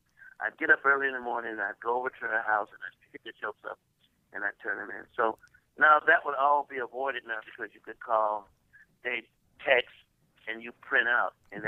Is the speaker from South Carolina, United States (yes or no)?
yes; Columbia, South Carolina, United States; moved away as an adult; also born or lived in Atlanta, Georgia; I'm from Columbia, South Carolina, yeah.